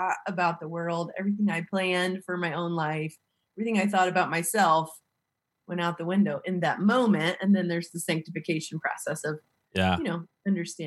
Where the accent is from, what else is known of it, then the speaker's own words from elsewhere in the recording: Missouri, United States; I'm from Missouri. I live in the same little tiny town where I grew up